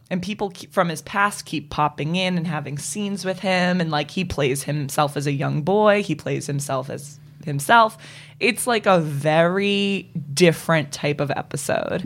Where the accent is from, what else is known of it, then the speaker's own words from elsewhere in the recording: Boston, Massachusetts, United States; growing up in Boston